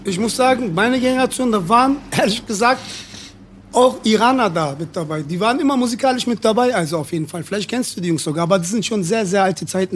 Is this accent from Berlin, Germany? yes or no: yes; Berlin, Germany; Ich bin hier geboren, aufgewachsen